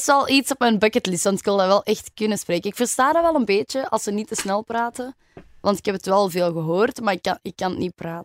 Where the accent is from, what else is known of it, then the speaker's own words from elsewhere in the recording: Antwerp, Flanders, Belgium; also born or lived in Germany; ik ben echt geboren en getogen in Antwerpen.